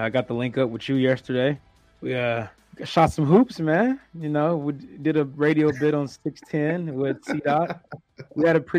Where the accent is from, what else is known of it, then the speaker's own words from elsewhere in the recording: Kansas City, Missouri, United States; moved away as an adult; now in Los Angeles, United States; in my hometown.